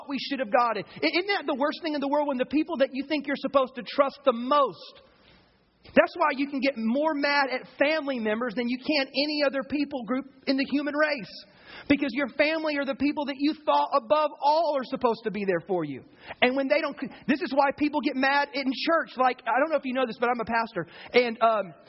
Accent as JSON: {"language": "English", "region": "the South", "country": "United States", "tie": "born or raised there", "said": "I grew up in the South"}